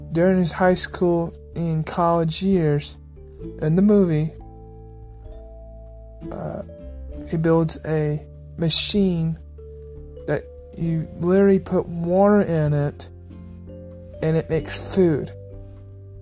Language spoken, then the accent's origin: English; Missouri, United States; I'm from Missouri